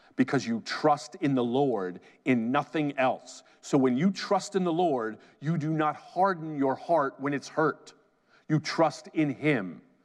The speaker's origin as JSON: {"language": "English", "region": "New Jersey", "country": "United States", "said": "I'm from Jersey"}